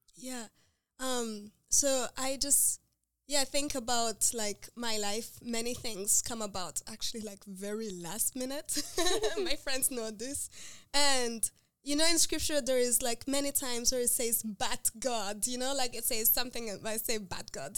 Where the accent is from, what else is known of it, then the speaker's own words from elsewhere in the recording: Rwanda; moved away as an adult; now in United States; I'm from Rwanda, so I'm very passionate about my country and like working there and developing the health system there